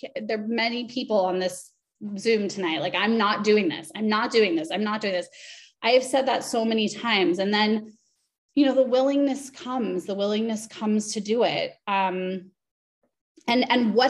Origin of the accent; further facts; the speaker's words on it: Los Angeles, California, United States; I'm from Los Angeles